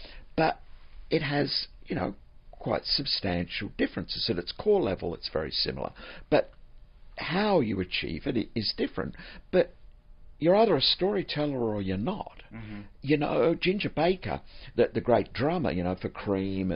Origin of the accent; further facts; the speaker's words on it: Australia; moved away as an adult; also born or lived in Florida, United States; Growing up in Australia, which is a strange place to grow up